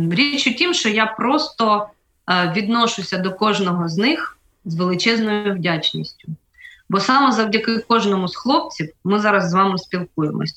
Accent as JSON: {"language": "Ukrainian", "region": "Crimea", "country": "Ukraine", "tie": "born or raised there", "also_born_or_lived": "Tokmak, Zaporizhzhia Oblast / Melitopol", "moved": "yes", "said": "родом я з Криму, жила в Такмацькому районі, в Такмаку, але більше половини свого життя я прожила в Мелітополі."}